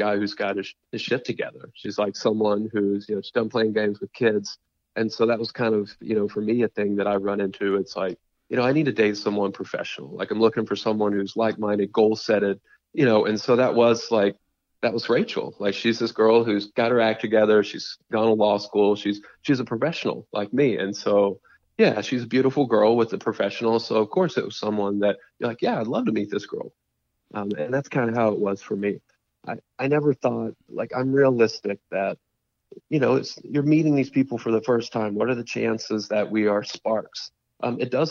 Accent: Arkansas, United States; I'm from Arkansas, and so is Raven. We're actually from two small towns in Arkansas

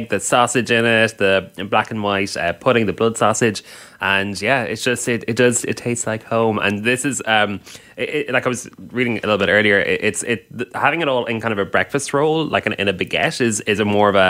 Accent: Ireland; now in Vancouver, Canada; as an Irish person

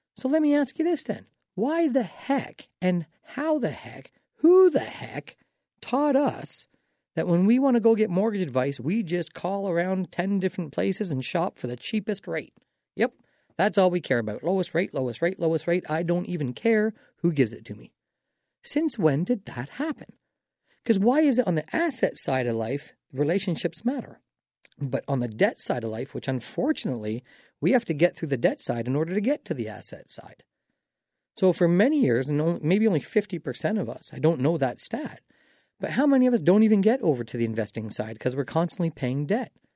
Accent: Dorchester, Ontario, Canada; now in London, Canada; I grew up in Dorchester

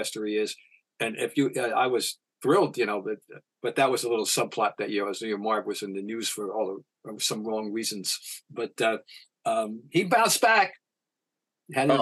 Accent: Trenton, New Jersey, United States; I'm from Trenton, New Jersey

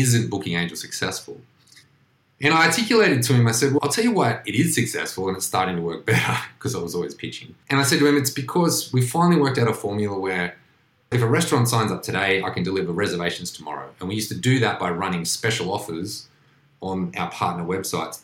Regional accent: Australia; also born or lived in United States; I'm this Aussie doing this kind of thing

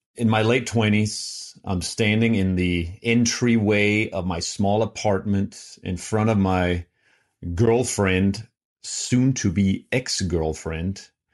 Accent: Denmark; moved away; I'm from Denmark

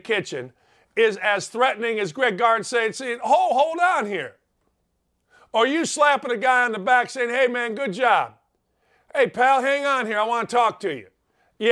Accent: United States; I'm from just a little bit south of the South Side.

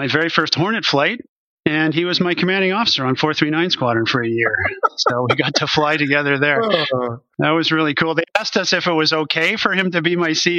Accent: a suburb of Montreal, Quebec, Canada; also born or lived in Bagotville, Quebec; now in North Bay, Canada; I grew up in a residential suburb of Montreal in Quebec

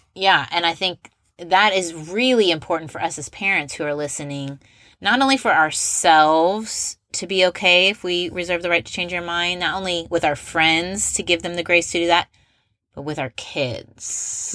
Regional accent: Indianapolis, Indiana, United States; I'm from Indianapolis

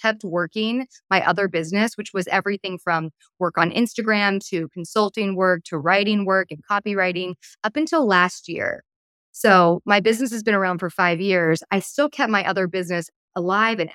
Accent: Palos Verdes, California, United States; also born or lived in East Coast; So I'm from Palos Verdes, California, which is like a beautiful beach town on the southern tip of Los Angeles. And I'm originally from the East Coast, but really like my growing up was in PV

